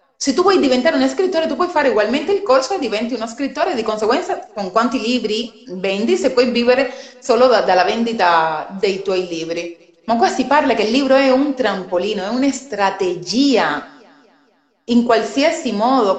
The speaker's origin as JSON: {"language": "Italian", "country": "Cuba", "second_language": "Italian", "moved": "yes", "lives_now": "Italy", "said": "sono cubana, anche se sono molti anni che sono in Italia si sente magari anche dal mio accento"}